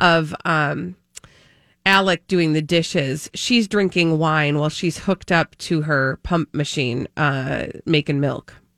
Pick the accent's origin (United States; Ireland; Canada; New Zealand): Ireland; being an Irish person